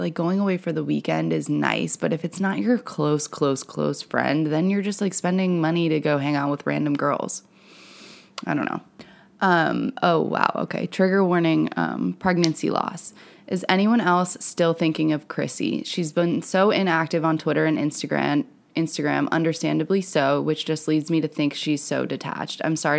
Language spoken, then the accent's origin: English; New Jersey, United States; I feel you, girl. I'm from New Jersey.